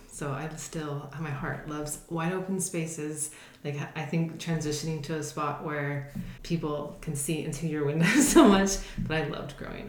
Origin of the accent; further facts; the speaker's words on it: La Verkin, Utah, United States; also born or lived in Southern California; Right before I started fifth grade, we moved to a really small town in Southern Utah called Laverkan, and my parents settled down there, still live in the same home.